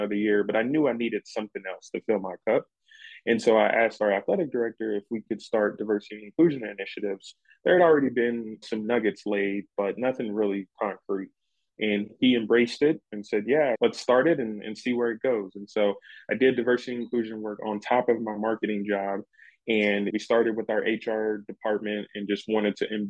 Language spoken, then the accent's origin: English; Louisville, Kentucky, United States; now in Tucson, United States; I'm originally from Louisville, Kentucky, and I went to Western Kentucky University